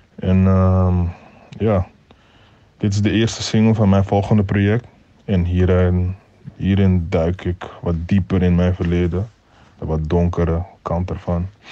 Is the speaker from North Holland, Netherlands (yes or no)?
yes; Amsterdam, North Holland, Netherlands; waar ik vandaan kom en dat is de Belmer. Dat zijn situaties die ik zelf heb meegemaakt tijdens mijn jaren daar